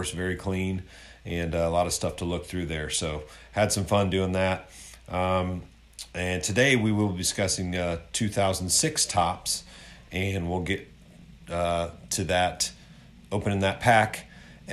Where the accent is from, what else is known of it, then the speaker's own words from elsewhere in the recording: Akron, Ohio, United States; moved away; Akron, Ohio area where I grew up